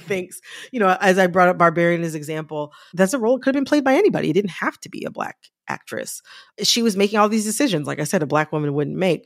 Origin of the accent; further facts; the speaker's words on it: United States; I'm Black, I'm American